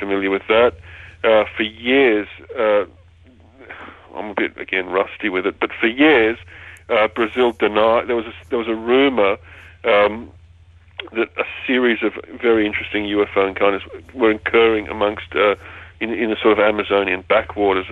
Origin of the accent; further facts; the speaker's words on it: Australia; I'm Australian. I don't speak English properly.